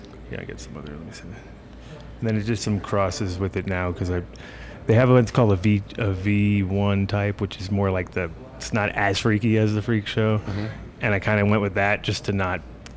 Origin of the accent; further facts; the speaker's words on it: New York, United States; moved away as an adult; also born or lived in Amsterdam; New York originally.